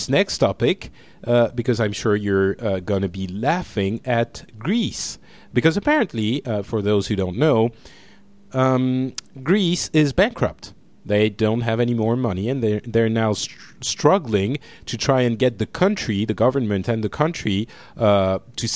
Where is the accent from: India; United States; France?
France; I'm from Europe